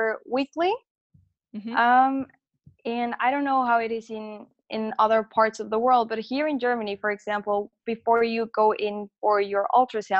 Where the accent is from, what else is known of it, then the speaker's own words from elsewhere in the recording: Mexico; moved away as an adult; I'm actually from Mexico, so my whole family was back home, and I was living alone in a foreign country